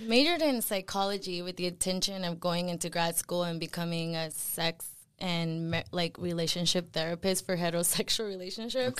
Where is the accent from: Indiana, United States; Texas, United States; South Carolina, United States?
Texas, United States; Dallas; first language Spanish; English is a second language; I grew up in Dallas, Texas.